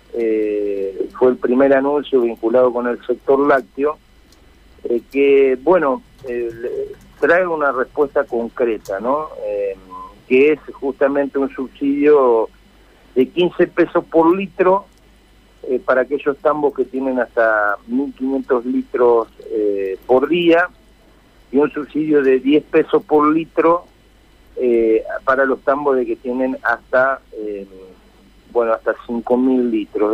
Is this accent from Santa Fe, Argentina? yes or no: yes; Felicia, Santa Fe, Argentina; soy de un sector eh, productivo, soy nacido en Felicia, que es una zona tambera